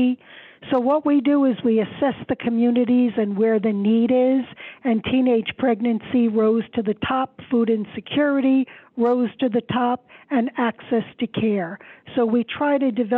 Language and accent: English; New York City, New York, United States; I grew up in Queens. I'm a city girl